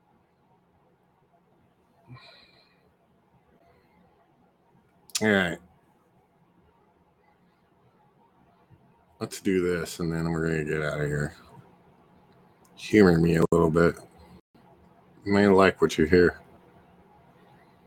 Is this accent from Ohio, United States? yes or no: no; Turlock, California, United States; my hometown band from Turlock, California